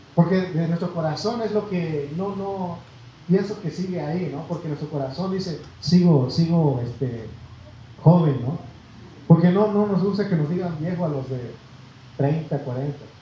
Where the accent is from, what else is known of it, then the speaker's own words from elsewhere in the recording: Mexico; nosotros, hermano, nacimos en México y nos llenamos de orgullo y decimos yo soy mexicano